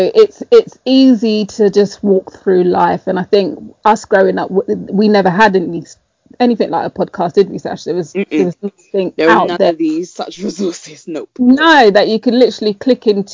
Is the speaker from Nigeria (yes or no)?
no; London, United Kingdom; moved away as an adult; also born or lived in Tottenham; I wasn't brought up in Tottenham. I was brought up in Hackney